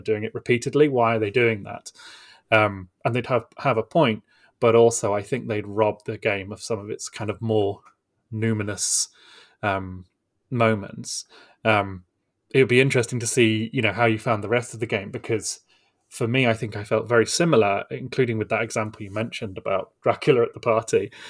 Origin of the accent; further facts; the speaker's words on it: United Kingdom; as Brits